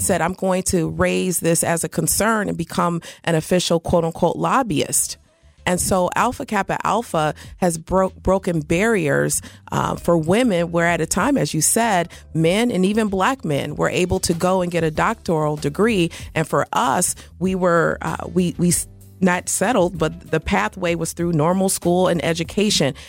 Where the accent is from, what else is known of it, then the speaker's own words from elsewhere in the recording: Indianapolis, Indiana, United States; I hail from Indianapolis, Indiana